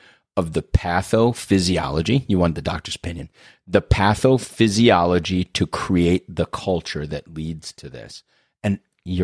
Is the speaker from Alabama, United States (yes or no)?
no; Pennsylvania, United States; I'm from Pennsylvania